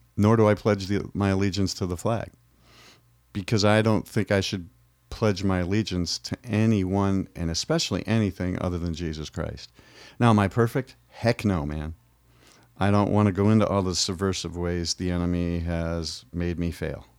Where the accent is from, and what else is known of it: United States